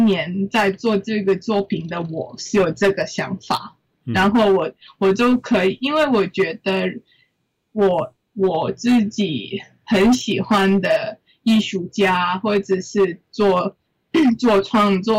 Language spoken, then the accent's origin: Chinese; Hong Kong; 我觉得我是香港的香港人